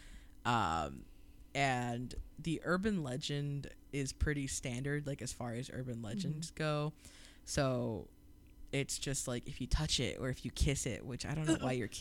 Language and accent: English; Southeast Iowa, United States; because I'm from Southeast Iowa originally